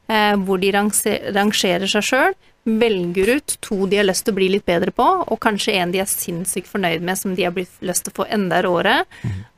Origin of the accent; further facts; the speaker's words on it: Northern Ireland, United Kingdom; now in Norway; jeg vokste opp i Nord-Irland